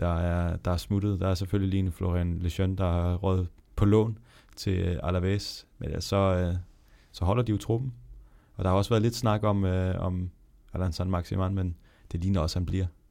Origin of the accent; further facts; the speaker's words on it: Denmark; som dansker